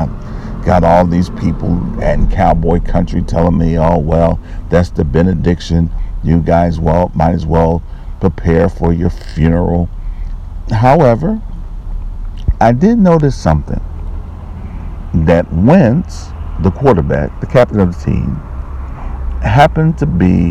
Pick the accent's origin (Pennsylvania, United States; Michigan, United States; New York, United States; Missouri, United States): Pennsylvania, United States; Philadelphia; moved away; also born or lived in Bible Belt; I am from Philadelphia